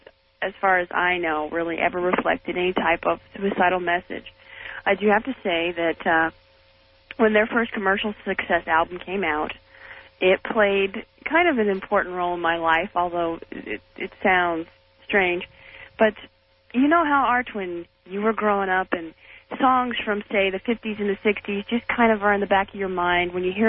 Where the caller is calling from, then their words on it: Bakersfield, California, United States; I'm from Bakersfield here.